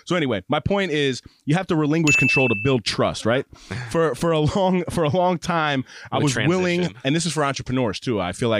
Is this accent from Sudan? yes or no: no; New York, United States; I'm from New York.